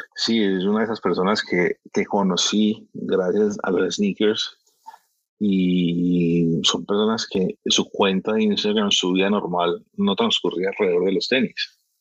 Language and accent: Spanish; Miami, Florida, United States; moved away as an adult; also born or lived in Barranquilla, Colombia; now in Medellín, Colombia; Yo nací en Barranquilla, yo soy barranquillero. Eh, criado, obviamente, en Miami toda la vida